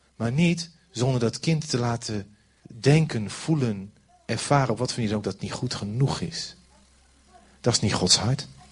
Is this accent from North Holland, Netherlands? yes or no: no; Overijssel, Netherlands; ik kom maar uit Overijssel